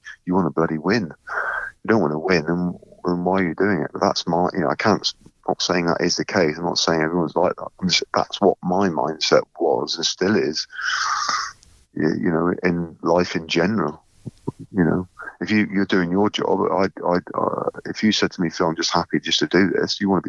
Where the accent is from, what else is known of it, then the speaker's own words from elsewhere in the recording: South West England, United Kingdom; You're growing up in Cornwall, growing up on that family farm, and I cared deeply about the game.